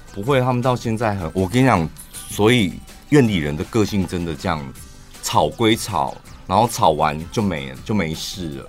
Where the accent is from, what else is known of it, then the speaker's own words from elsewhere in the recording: Taiwan; 我们全台湾，我们台中人、屏东人 花莲人